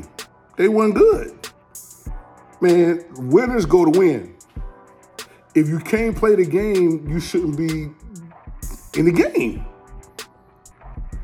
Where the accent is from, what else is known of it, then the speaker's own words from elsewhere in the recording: Macon, Georgia, United States; I'm from Georgia. I'm from Macon, Georgia.